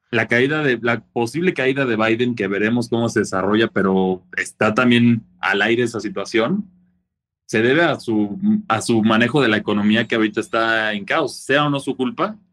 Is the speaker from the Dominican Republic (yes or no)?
no; Mexico; nosotros como mexicanos generalmente ya estamos listos para este tipo de cosas porque los, terremotos son prácticamente una, son de día a día aquí en México